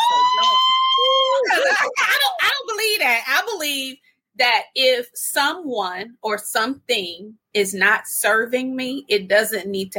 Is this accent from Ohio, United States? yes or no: no; Detroit, Michigan, United States; All of us, we're from the North. Y'all are from New York. I'm from Detroit.